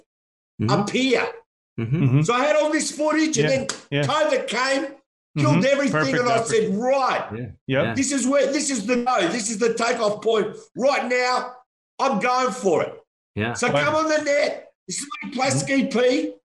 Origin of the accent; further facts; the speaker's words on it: Melbourne, Victoria, Australia; I'm Australian, and I'm proud of it